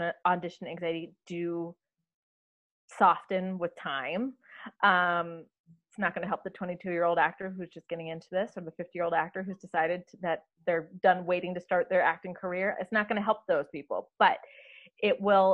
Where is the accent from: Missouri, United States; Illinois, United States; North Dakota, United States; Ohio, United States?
North Dakota, United States; moved away; I grew up in North Dakota, which is, you know, not exactly a bastion of production